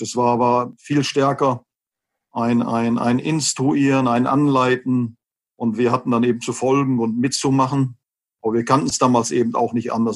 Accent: Westerkappeln, North Rhine-Westphalia, Germany; now in Gelsenkirchen, Germany; bin zwar gebürtiger Gelsenkirchener, habe aber äh, bin aber erst einem Verein beigetreten im Alter von neun Jahren, Westfalia Westerkappel, Nähe Osnabrück

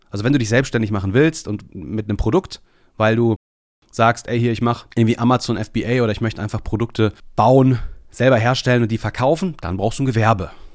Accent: Bielefeld, North Rhine-Westphalia, Germany; now in Leopoldshöhe, Germany; Also Bielefeld ist mein Geburtsort.

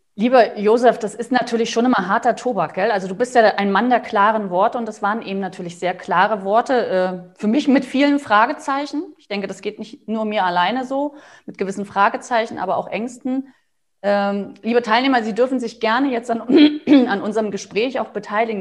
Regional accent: Germany; für uns als, als Deutsche

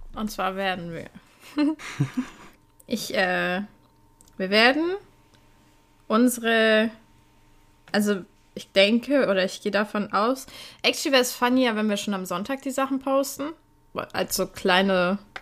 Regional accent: Poland; ich bin Polin

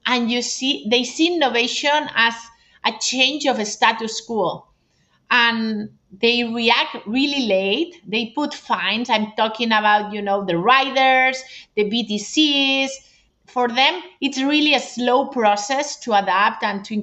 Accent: Barcelona, Catalonia, Spain; I'm from Barcelona

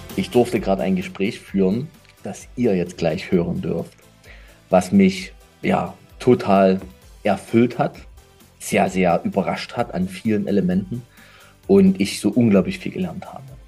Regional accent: Saxony, Germany; ich bin Sachse

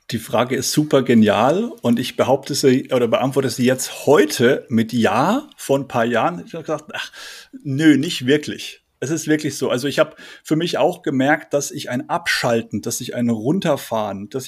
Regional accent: Bavaria, Germany; accent: Franconian; ich bin aufgewachsen in Oberfranken, also bin, bin Franke, habe den Dialekt äh, ausgeblendet.

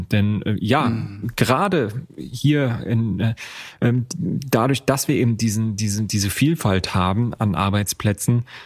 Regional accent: Rostock, Mecklenburg-Vorpommern, Germany; in meiner Heimatstadt Rostock ist genau das eben auch der Fall.

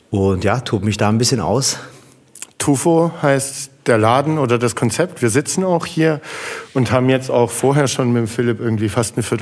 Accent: Heilbronn, Baden-Württemberg, Germany; ich bin in Frankenbach aufgewachsen.

